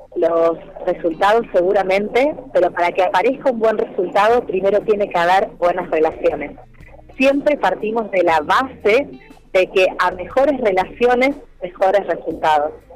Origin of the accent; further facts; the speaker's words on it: Argentina; como argentinos